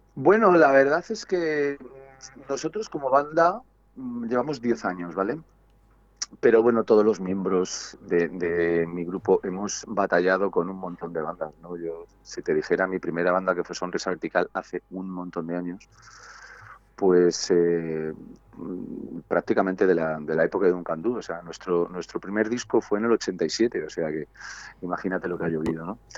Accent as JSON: {"language": "Spanish", "town": "Segovia", "region": "Castile and León", "country": "Spain", "said": "Somos de Segovia, sí, sí, sí. Aquí tenemos nuestro local, nuestra vida, nuestra familia, nuestra casa."}